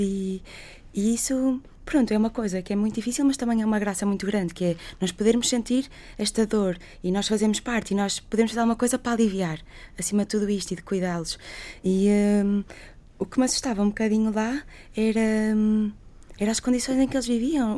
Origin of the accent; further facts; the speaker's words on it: Portugal; eu sou portuguesa, sou médica